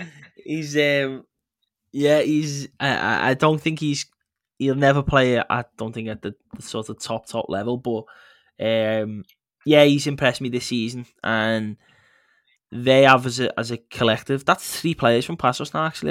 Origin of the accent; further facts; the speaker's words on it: England, United Kingdom; as an English person